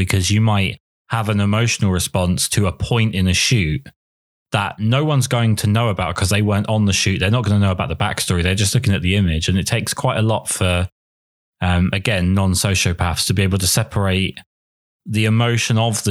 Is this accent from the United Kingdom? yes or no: yes; England, United Kingdom; I'm English